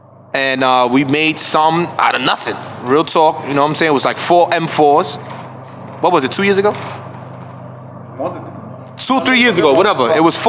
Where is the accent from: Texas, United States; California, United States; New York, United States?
New York, United States; New York City; I'm from Harlem, man. I'm from Harlem. And I've been there all my life. I'm an OG. Not really old, but I am old.